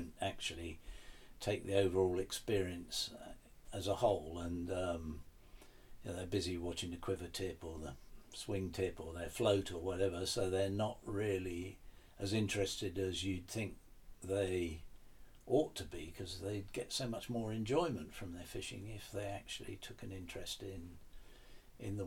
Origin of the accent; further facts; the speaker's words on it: the Fens, East of England, United Kingdom; I grew up in the Fens